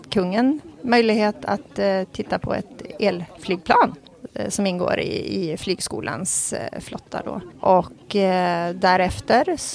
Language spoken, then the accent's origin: Swedish; Norrland, Sweden; Jag, jag är från Norrland